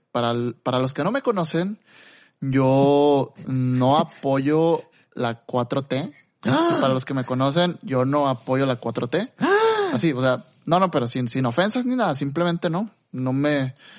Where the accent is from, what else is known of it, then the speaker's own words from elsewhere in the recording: Mexico; los dos somos mexicanos